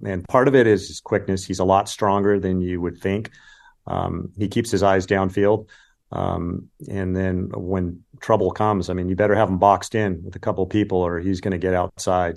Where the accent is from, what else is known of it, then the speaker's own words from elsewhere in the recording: California, United States; I grew up in California